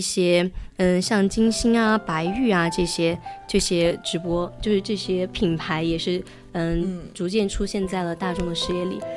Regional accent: China; 我们中国人

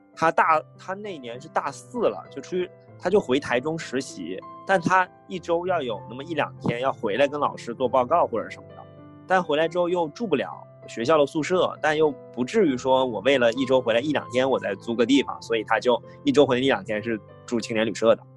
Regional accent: Harbin, Heilongjiang, China; moved away; 当时我的户口一直在哈尔滨的嘛

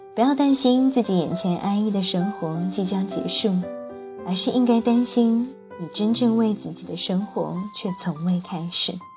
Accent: Jiangnan water towns, China; 我一个从小在江南水乡长大的小孩

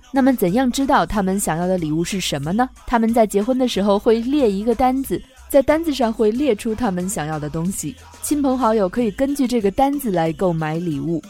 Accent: China; 我们中国人是非常喜欢问问题的

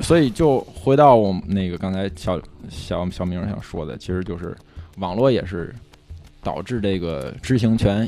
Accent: Tianjin, China; 我作为一个古董组长的天津卫娃娃

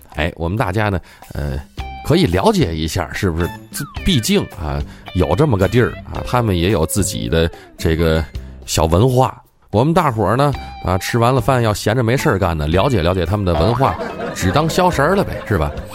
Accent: Tianjin, China; 我就看咱天津台自己的节目，咱身为一天津人，咱就应该支持咱天津人自己的玩意儿

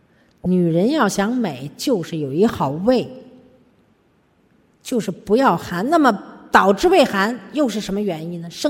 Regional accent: China; 我们中国人为什么会？我们自己人类为什么会得那么些病？

